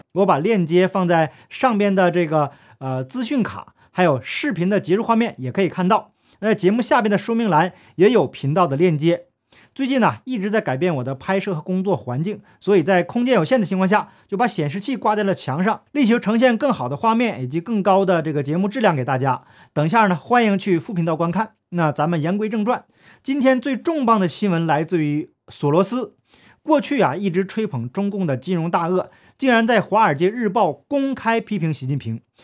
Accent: Northeast China, China; accent: Northeastern (Dongbei) dialect; 用我们东北话来讲

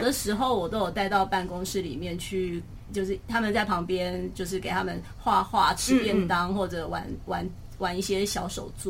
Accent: Taipei, Taiwan; 我是台北人

